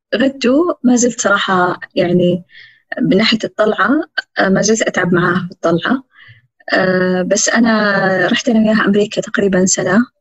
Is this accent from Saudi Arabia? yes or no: yes; Saudi Arabia; إحنا سعوديين